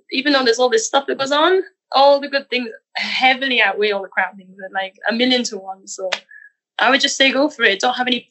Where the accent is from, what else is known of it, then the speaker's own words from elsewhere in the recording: Wales, United Kingdom; accent: Welsh; that I'm losing my Britishness a bit. But it's necessary, you know? That's the reason for losing my Welsh accent.